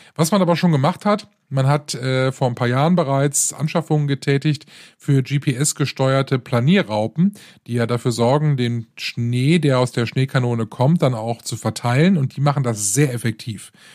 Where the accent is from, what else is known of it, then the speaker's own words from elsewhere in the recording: Rhineland, Germany; hier bei uns im Rheinland